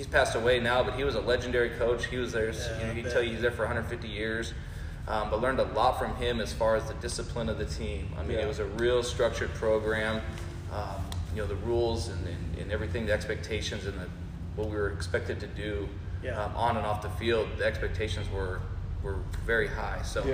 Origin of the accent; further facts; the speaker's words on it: Rapid City, South Dakota, United States; now in San Antonio, United States; growing up in South Dakota